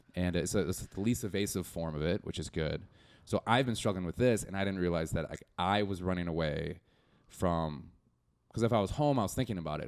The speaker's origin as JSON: {"language": "English", "town": "Milwaukee", "region": "Wisconsin", "country": "United States", "moved": "as an adult", "lives_now": "Chicago, United States", "said": "I'm from Milwaukee"}